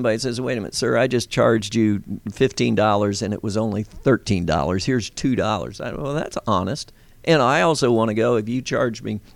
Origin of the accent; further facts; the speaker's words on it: Lancaster, Pennsylvania, United States; also born or lived in York, Pennsylvania; now in Georgia, United States; I come from an Amish background. We're from Lancaster, Pennsylvania, York, Lancaster. We had a dairy. We had a farm